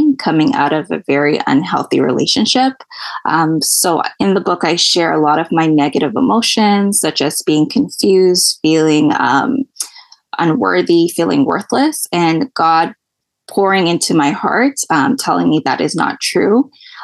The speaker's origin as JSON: {"language": "English", "town": "Toronto", "region": "Ontario", "country": "Canada", "said": "I'm from Toronto, Canada."}